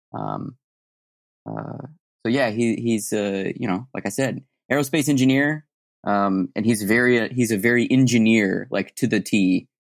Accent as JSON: {"language": "English", "town": "Tucson", "region": "Arizona", "country": "United States", "moved": "yes", "said": "I'm from Tucson, Arizona originally"}